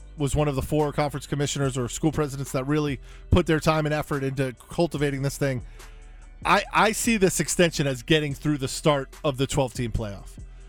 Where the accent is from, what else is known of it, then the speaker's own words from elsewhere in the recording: New York, United States; moved away; I grew up in New York